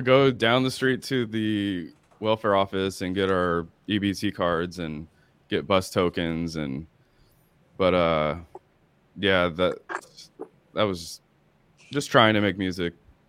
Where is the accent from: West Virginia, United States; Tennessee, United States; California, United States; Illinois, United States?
California, United States; Long Beach; also born or lived in Garden Grove / Watts; And ended up moving to Watts. I'm from Long Beach, but I was living in Garden Grove when I got into the screaming part, you know, going to Garden Grove High School.